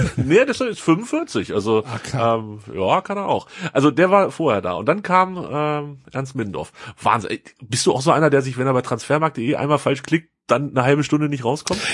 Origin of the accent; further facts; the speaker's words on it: Hanover, Lower Saxony, Germany; Als Hannoveraner